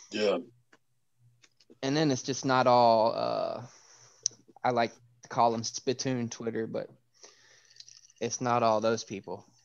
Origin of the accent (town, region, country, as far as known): Mississippi, United States; now in Bay Area, United States